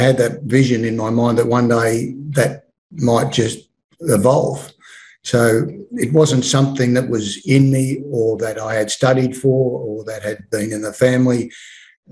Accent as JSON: {"language": "English", "town": "Melbourne", "region": "Victoria", "country": "Australia", "tie": "born or raised there", "moved": "as an adult", "lives_now": "Perth, Australia", "said": "I was born and raised in Melbourne"}